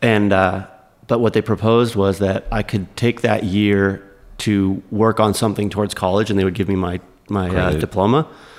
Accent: Grimsby, Ontario, Canada; I grew up like an hour outside of Toronto, a small town called Grimsby.

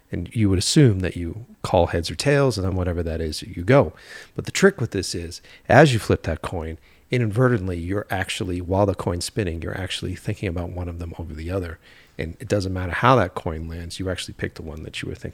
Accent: East Coast, United States; I always take self self help books with like a grain of fucking salt because I'm from the East Coast, so I'm like, what's this guy doing?

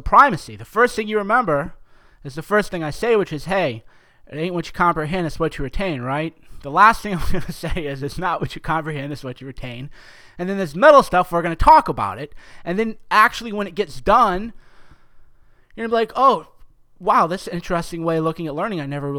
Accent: New York, United States; Mike, talk faster, man. I'm from New York. You're too slow, man.

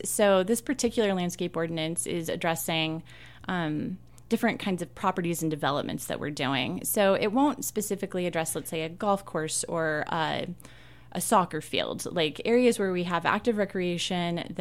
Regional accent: Jonesboro, Arkansas, United States; moved away as an adult; also born or lived in Logan, Utah; now in Moab, United States; I'm from Arkansas originally

